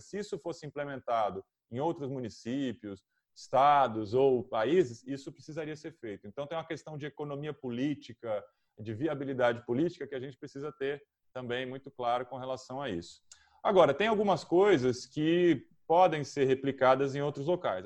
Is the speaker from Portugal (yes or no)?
no; Brazil; eu sou de São Paulo